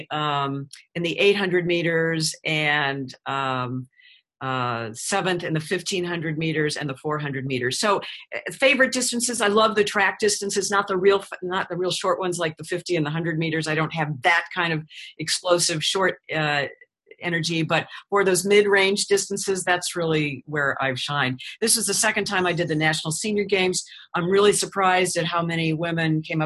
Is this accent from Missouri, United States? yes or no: yes; St. Louis, Missouri, United States; moved away as an adult; now in Florida, United States; before I moved back to St. Louis, which was my hometown